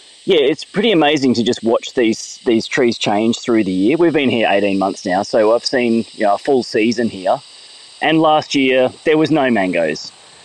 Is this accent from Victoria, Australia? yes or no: no; Palmwoods, Queensland, Australia; I grew up in Palmwoods, which is, you know, probably, I don't know, half an hour from where I am here.